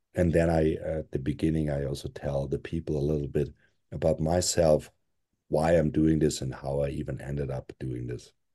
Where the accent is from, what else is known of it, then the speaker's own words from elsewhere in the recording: Austria; moved away; I'm European, 'cause I was born in Europe, raised in Europe, and, uh, I was raised in Austria